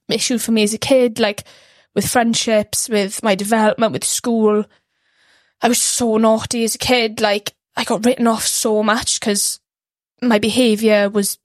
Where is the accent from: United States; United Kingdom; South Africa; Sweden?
United Kingdom; Ammanford, Wales; grew up in Armanford